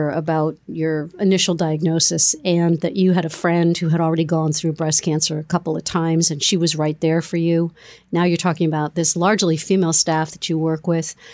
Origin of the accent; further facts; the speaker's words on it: Everett, Massachusetts, United States; I grew up in Everett, Mass.